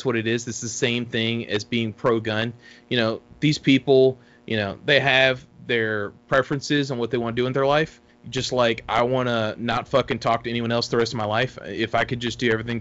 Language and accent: English; Texas, United States; moved away; I'm originally from Texas. I have family that still lives in Texas